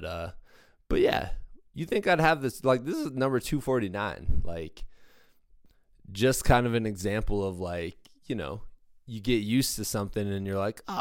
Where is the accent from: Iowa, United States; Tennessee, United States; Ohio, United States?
Iowa, United States; I'm from Iowa